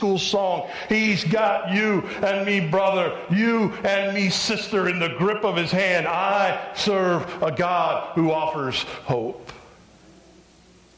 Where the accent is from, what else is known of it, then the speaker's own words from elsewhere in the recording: Phoenix, Arizona, United States; moved away; I grew up in Phoenix, part of my childhood